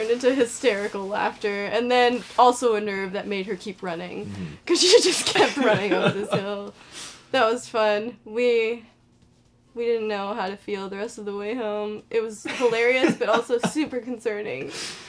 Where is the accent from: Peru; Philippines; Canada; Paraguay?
Canada; It was in Canada, and I'm Canadian, so I would be fine.